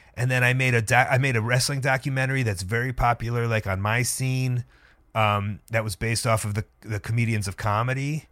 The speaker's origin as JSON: {"language": "English", "town": "Deerfield", "region": "Illinois", "country": "United States", "tie": "born or raised there", "lives_now": "Chicago, United States", "said": "I grew up next to the Ed Dubevicks in Deerfield, Illinois"}